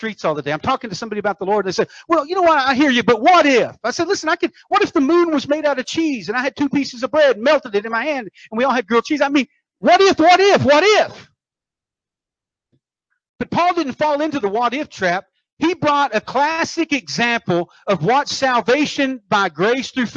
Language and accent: English; United States; I'm from America. I speak English.